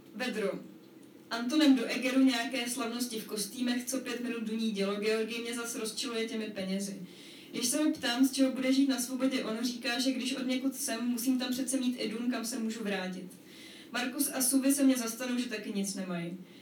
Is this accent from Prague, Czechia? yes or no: yes; Prague, Czechia; pocházím z Prahy a jsem v podstatě jakoby tímhle samozřejmě ovlivněná